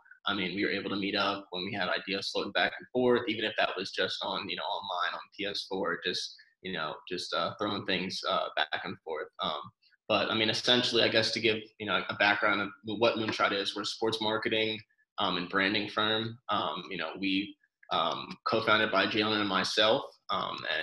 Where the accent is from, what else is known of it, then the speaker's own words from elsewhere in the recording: New Jersey, United States; from New Jersey